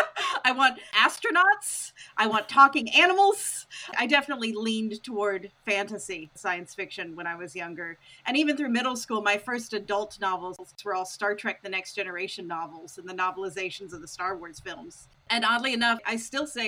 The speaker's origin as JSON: {"language": "English", "town": "Owensboro", "region": "Kentucky", "country": "United States", "tie": "born or raised there", "said": "I am from Owensboro, Kentucky. Raised in Owensboro my entire life"}